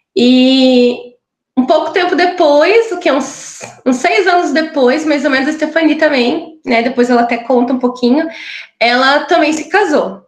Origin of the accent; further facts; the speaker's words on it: interior of Paraná, Brazil; moved away as an adult; now in Curitiba, Brazil; nasci no interior do Paraná, né? E, mas já estou aqui em Curitiba já faz quase 13 anos